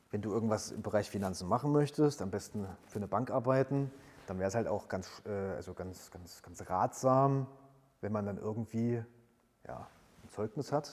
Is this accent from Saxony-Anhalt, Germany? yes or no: yes; Halle, Saxony-Anhalt, Germany; nutze zusätzlich nochmal die Zeit äh, meiner Heimatstadt, die ich ja quasi während der Bundeswehrzeit jetzt nicht so intensiv erlebt habe, ähm, noch mal ein bisschen näher kennenzulernen und habe mich dann für einen Master äh, in Halle an der Martin-Luther-Universität